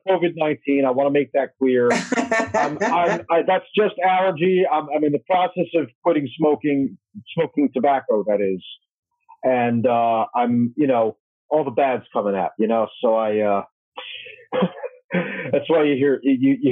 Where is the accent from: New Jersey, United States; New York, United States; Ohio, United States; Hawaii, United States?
New Jersey, United States; my home state of New Jersey